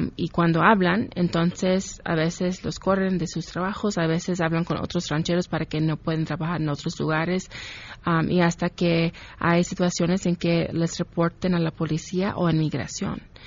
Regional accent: Ohio, United States; also born or lived in Mexico City, Mexico; now in Mexico; campesinos y campesinas en mi pueblo, en Ohio

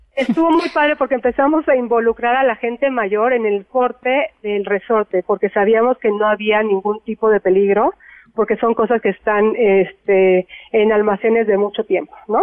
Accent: Mexico; somos los mexicanos

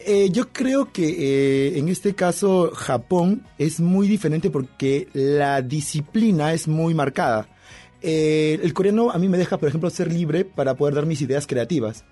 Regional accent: Peru; Yo soy peruano

